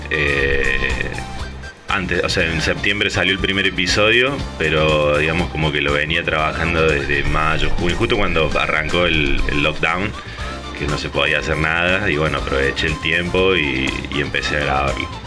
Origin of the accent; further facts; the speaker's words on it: Argentina; moved away as an adult; now in San Diego, United States; tengo 33 años, soy de Argentina. Llegué a vivir acá a San Diego hace 4 años